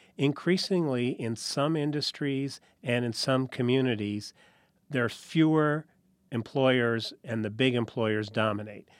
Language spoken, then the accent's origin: English; New Haven, Connecticut, United States; I grew up in New Haven, Connecticut.